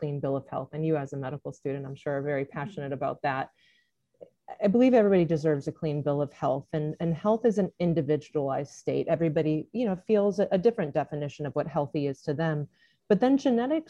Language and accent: English; Central Connecticut, United States; also born or lived in Vermont; I'm from Central Connecticut